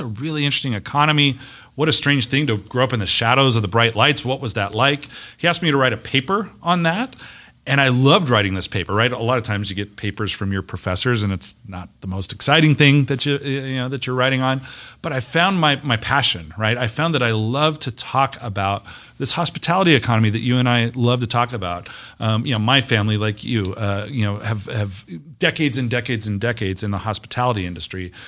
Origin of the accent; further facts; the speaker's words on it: Las Vegas, Nevada, United States; I'm a kid from Las Vegas. I believe in this town. I've watched it grow up